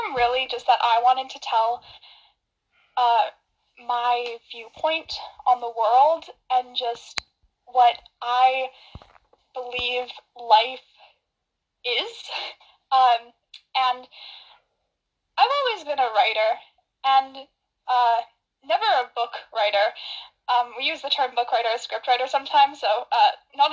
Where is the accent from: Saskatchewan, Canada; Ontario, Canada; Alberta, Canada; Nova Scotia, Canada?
Alberta, Canada; Calgary; I am from Calgary, Alberta, Canada